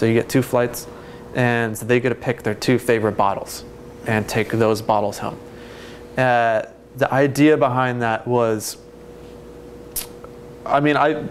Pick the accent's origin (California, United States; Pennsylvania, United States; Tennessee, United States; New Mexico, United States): California, United States; Bay Area; moved away as an adult; now in Portland, United States; I came to Oregon because I grew up in the Bay Area